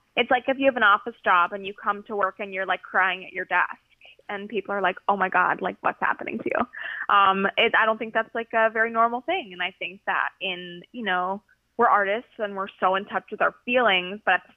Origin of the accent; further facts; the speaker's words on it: California, United States; now in New York, United States; I'm from California. So my mom is right now 3 hours behind me